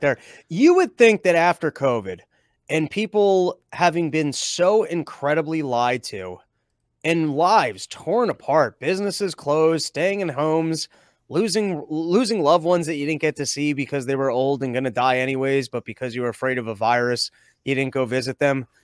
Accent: Connecticut, United States; also born or lived in New York; I'm originally from Connecticut, but I've definitely, uh, spent a lot of time in New York too.

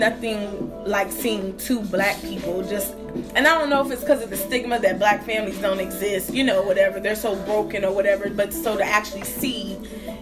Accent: Goldsboro, North Carolina, United States; I was from Goldsboro

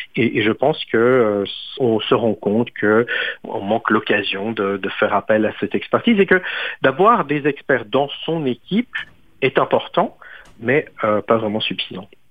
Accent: Switzerland; moved away

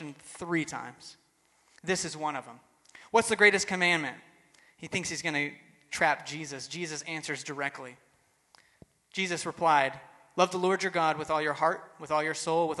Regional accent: Texas, United States; I grew up in Texas, so the rules were don't cuss or drink or chew or go with girls who do.

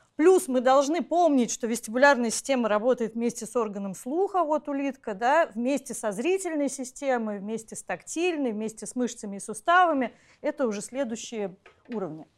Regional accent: Saint Petersburg, Russia; мое детство прошло в Ленинграде, в центре Ленинграда

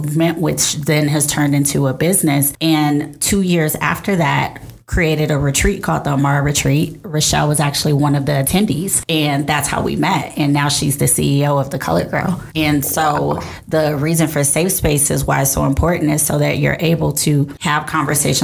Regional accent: Houston, Texas, United States; also born or lived in New Jersey; now in New York, United States; I am from Houston, Texas. Now I live in New York, New Jersey

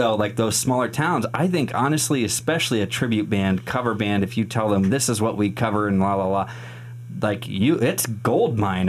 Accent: Mount Pleasant, Iowa, United States; moved away; I mean, Southeast Iowa, I'm from Southeast Iowa, I'm from Mount Pleasant

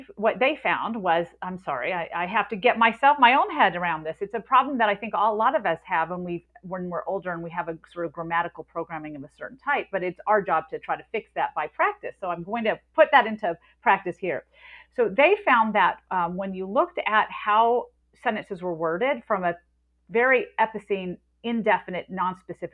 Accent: the South, United States; Growing up in the South

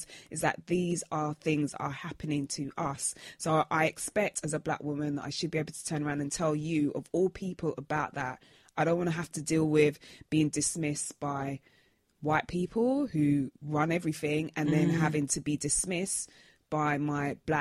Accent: London, United Kingdom; I'm from Brixton, from the ends

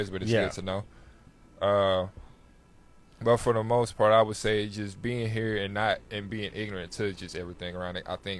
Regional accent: St. Louis, Missouri, United States; moved away as an adult; now in Long Beach, United States; I grew up in St. Louis, Missouri.

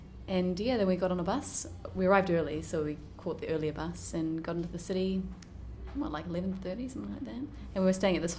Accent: New Zealand; we're from New Zealand.

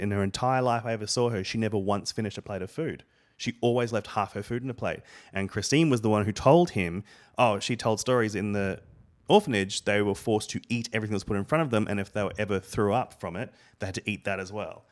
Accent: Australia; moved away as an adult; now in United States; I come from Australia

